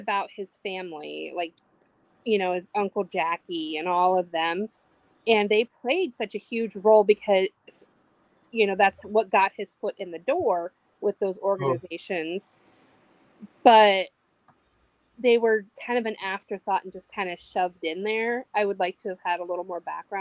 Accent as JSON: {"language": "English", "region": "East Coast", "country": "United States", "tie": "born or raised there", "said": "I grew up on the East Coast."}